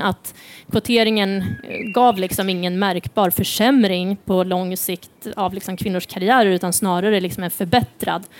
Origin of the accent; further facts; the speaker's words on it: Sweden; som liksom svensk